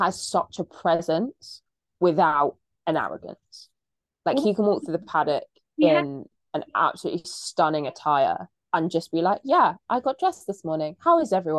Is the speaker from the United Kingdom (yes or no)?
yes; England, United Kingdom; as an English person